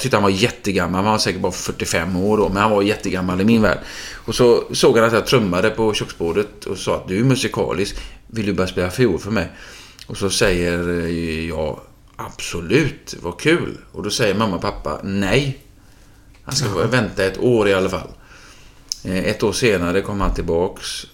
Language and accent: Swedish; Gothenburg, Västra Götaland, Sweden; min uppväxt på, eh, i Frölunda på Rubingatan